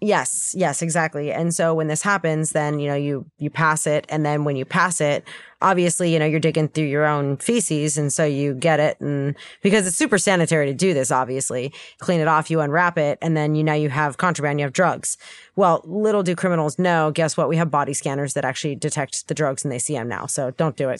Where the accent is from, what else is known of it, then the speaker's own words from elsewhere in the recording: United States; I'm American